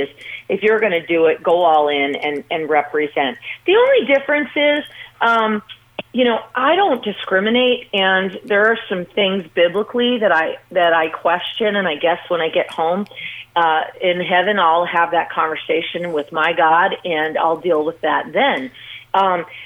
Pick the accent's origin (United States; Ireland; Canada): United States; Las Vegas, Nevada; growing up in Las Vegas and then starting to train as a little girl